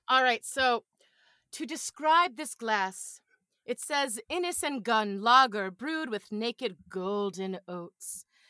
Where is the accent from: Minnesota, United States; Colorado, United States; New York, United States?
New York, United States; also born or lived in Buffalo; I'm a New Yorker